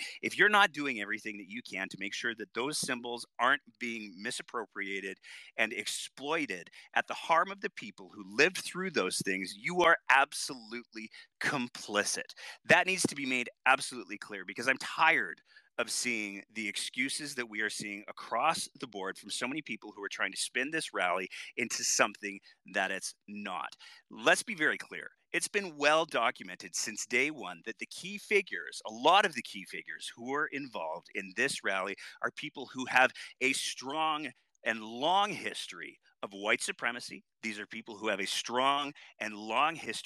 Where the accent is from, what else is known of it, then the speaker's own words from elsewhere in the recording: Canada; as a Canadian